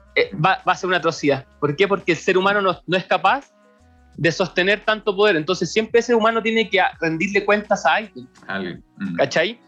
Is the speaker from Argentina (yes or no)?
no; Chile; Nosotros somos los chilenos